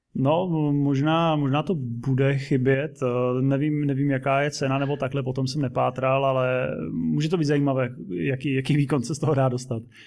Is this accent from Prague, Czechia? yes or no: no; Zlín, Zlín Region, Czechia; jsem úplně z opačného skoro konce republiky ze Zlína